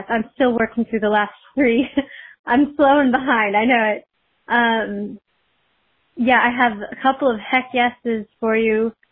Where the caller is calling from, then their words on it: Michigan, United States; I'm calling from Michigan